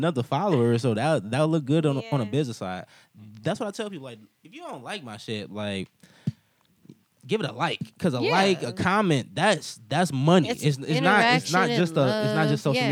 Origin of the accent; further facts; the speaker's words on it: Cleveland, Ohio, United States; I'm from Cleveland